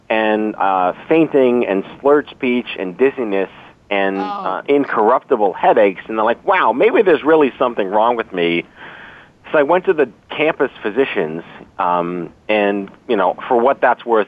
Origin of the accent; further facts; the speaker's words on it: New York City, New York, United States; I was born and raised in New York City